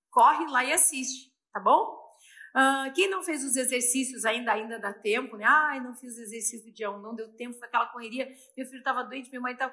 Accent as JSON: {"language": "Portuguese", "town": "Porto Alegre", "region": "Rio Grande do Sul", "country": "Brazil", "also_born_or_lived": "São Paulo", "said": "Eu também sou de Porto Alegre. Júlia de São Paulo, Júlia, eu também sou paulista, tá? Meu coração é meio gaúcho, meio paulista."}